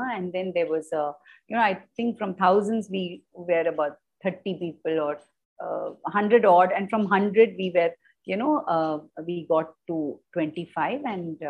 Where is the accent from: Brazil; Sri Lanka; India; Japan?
India; Kolkata, West Bengal; also born or lived in Bangalore / Delhi / Bombay; now in Chennai, India; I was born in Bangalore. Mm-hmm. Bred in Kolkata, buttered in Delhi, got married, went to Bombay, and now for the last 31 years, I'm in Chennai.